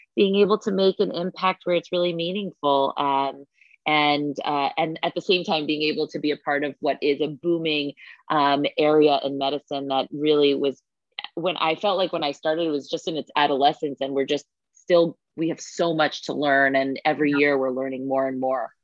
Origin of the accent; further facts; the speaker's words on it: New York City, New York, United States; I was born and raised here in New York City